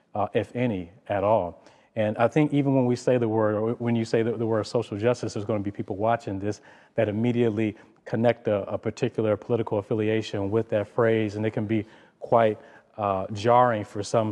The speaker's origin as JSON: {"language": "English", "town": "Detroit", "region": "Michigan", "country": "United States", "tie": "born or raised there", "said": "growing up in Detroit"}